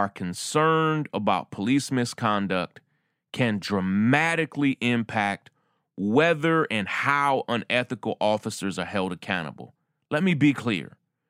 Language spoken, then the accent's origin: English; New York City, New York, United States; That's Bill de Blasio, who's mayor of my hometown of New York